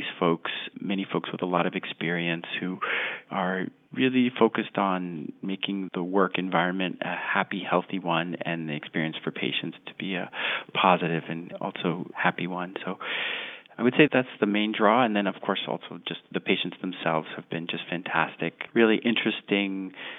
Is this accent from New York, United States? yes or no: yes; Long Island, New York, United States; now in Boston, United States; I grew up fishing in Long Island, New York.